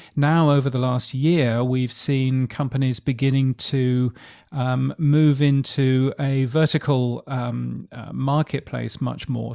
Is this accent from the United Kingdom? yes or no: yes; United Kingdom; moved away as an adult; now in Australia; You can tell that I'm a Brit